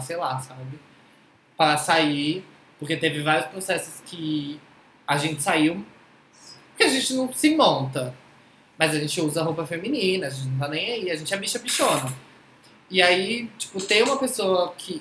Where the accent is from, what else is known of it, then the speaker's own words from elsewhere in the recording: Tocantins, Brazil; moved away; also born or lived in Southeast Brazil; eu nasci em Tocantins